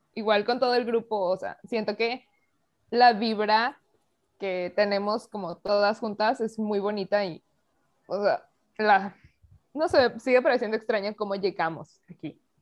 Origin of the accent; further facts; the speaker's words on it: Mexico; dentro de este pequeño espacio somos tres mexicanas